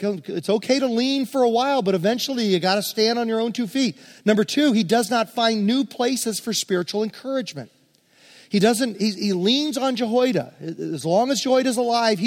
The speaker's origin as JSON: {"language": "English", "town": "Hopewell", "region": "Virginia", "country": "United States", "tie": "born or raised there", "said": "I grew up in West End Presbyterian Church in Hopewell, Virginia"}